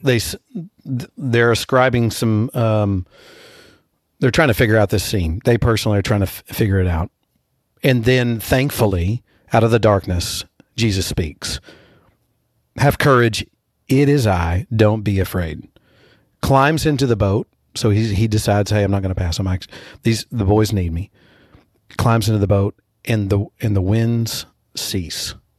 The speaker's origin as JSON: {"language": "English", "region": "Texas", "country": "United States", "said": "as a Texan"}